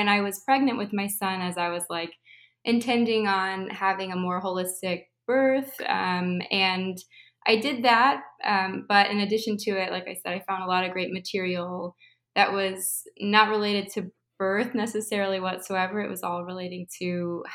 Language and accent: English; Midwest, United States; moved away as an adult; also born or lived in California; I moved from California to the Midwest where I was raised